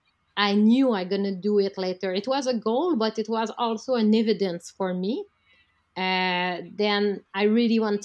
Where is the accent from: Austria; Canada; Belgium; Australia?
Canada; I'm a Canadian high diver